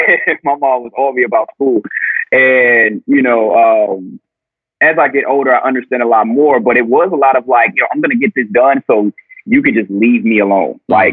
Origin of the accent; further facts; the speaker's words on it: the South, United States; growing up in the South and growing up in a traditional household